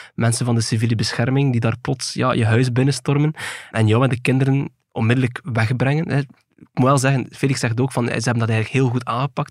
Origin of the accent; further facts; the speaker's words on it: Belgium; in ons land